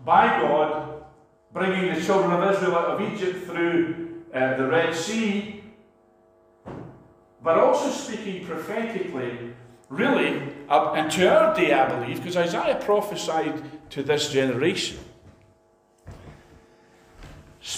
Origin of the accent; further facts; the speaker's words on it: Scotland, United Kingdom; a Scot